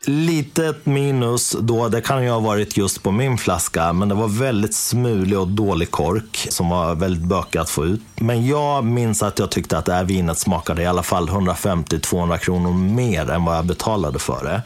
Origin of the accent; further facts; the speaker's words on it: Dalarna County, Sweden; hemma i Dalarna